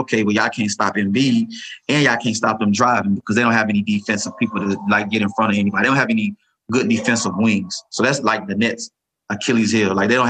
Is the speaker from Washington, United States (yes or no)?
no; Milwaukee, Wisconsin, United States; I was born and raised in Milwaukee.